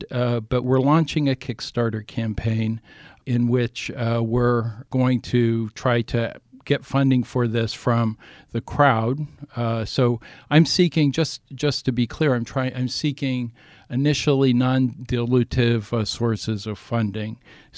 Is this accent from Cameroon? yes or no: no; Ohio, United States; I grew up in Ohio, in southern Ohio, where, you know, many of my or most of my classmates, former classmates, were Trump supporters.